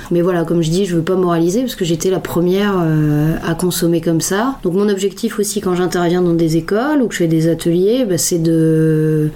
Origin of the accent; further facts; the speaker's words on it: Lille, Hauts-de-France, France; moved away; Je suis originaire de Lille, quitté la région depuis quelques temps et je suis revenue dernièrement à Lille